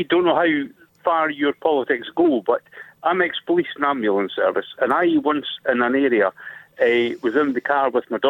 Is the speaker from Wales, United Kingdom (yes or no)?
no; Scotland, United Kingdom; also born or lived in London; now in Durham, United Kingdom; I'm Scottish, but I live in Durham, but I, you know, lived down there for years